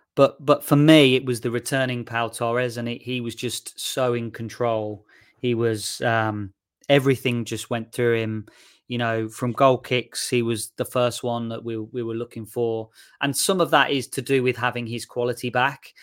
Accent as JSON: {"language": "English", "town": "Shirley", "region": "West Midlands", "country": "United Kingdom", "tie": "born or raised there", "also_born_or_lived": "Nottingham", "moved": "as an adult", "said": "I'm from Shirley, um, just outside Solihull. That's, that's where I, uh, grew up and where my parents still live"}